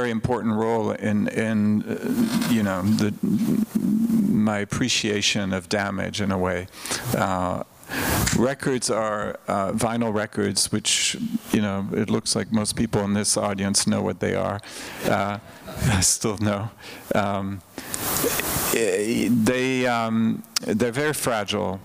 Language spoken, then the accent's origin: English; Switzerland; moved away; I grew up in Switzerland, where we didn't have thrift stores